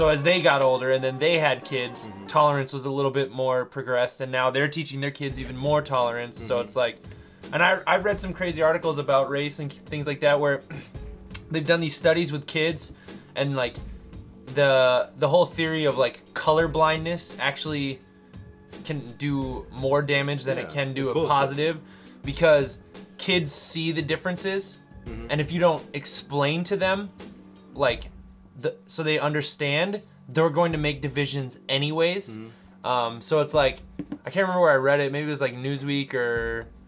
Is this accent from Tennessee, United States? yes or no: no; Utah, United States; I'm from Utah